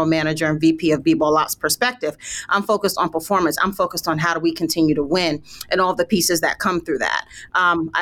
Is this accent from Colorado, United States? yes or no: no; New York City, New York, United States; moved away as an adult; now in Phoenix, United States; I'm from Brooklyn, New York. So I spent my time basically on every playground you can think about in the city